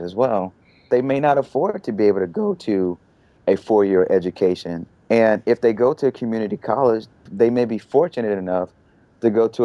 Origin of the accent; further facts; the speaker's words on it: Little Rock, Arkansas, United States; moved away as an adult; also born or lived in Atlanta; now in Austin, United States; I'm from Little Rock, Arkansas, and in high school, I think in my 11th grade year, I took a commercial art and computer graphics class at a Votech school